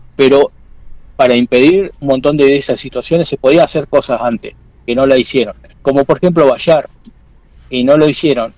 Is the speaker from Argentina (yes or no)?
yes; Quemú Quemú, La Pampa, Argentina; now in Castex, Argentina; yo soy de Quemú Quemú y vivo en Castel